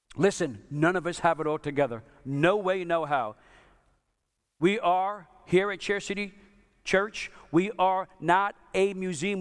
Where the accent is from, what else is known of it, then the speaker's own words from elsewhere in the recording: New York, United States; I'm from New York